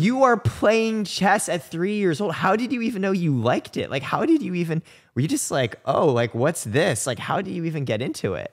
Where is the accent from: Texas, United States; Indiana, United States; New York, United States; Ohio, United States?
Indiana, United States; I grew up in Indiana